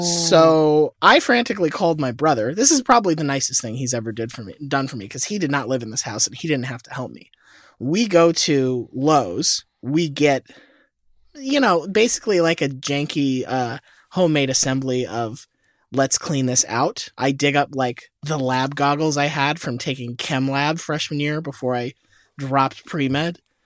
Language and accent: English; Florida, United States; I was born in Florida